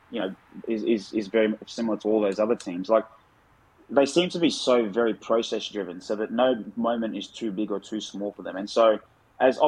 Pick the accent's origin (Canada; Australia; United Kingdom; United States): Australia; being an Aussie